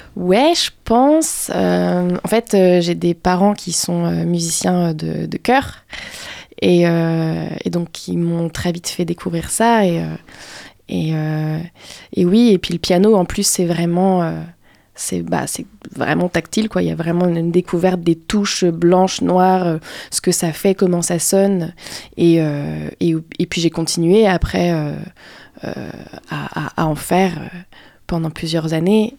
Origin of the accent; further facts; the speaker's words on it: Paris, Île-de-France, France; now in Angers, France; moi c'est Paris. la capitale